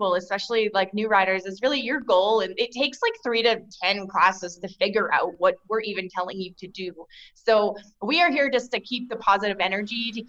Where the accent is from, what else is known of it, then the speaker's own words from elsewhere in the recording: Yorkton, Saskatchewan, Canada; also born or lived in Nokomis, Saskatchewan; I grew up in Yorkton. Like, we moved to Yorkton when I was 3 and a half. So I've spent the majority of my life here in Yorkton